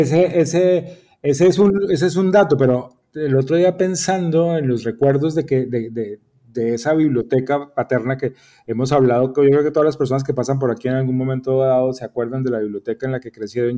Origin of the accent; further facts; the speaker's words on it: Bucaramanga, Santander, Colombia; also born or lived in Bogotá; now in Panama; Mi padre era gerente de un equipo de fútbol en mi ciudad natal. Eh, mi papá era gerente del Atlético Bucaramanga